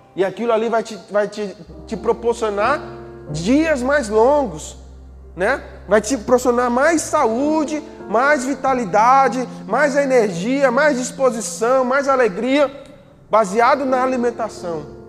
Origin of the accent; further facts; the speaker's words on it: Northeast Region, Brazil; a gente é nordestino, a gente vive aqui no Nordeste